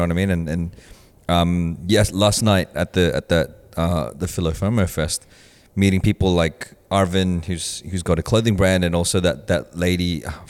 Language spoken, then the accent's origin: English; Philippines; like trying to share our experiences of being Filipino.